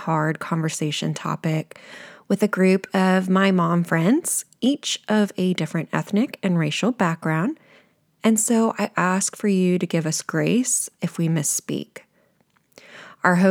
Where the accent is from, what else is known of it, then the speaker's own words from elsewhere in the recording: Sugar Land, Texas, United States; grew up in Sugarland, Texas